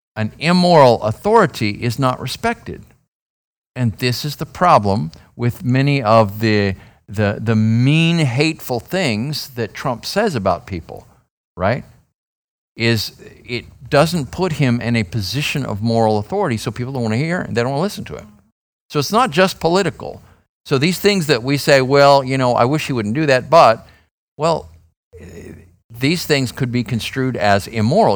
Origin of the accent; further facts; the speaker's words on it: Phoenix, Arizona, United States; I'm from Phoenix.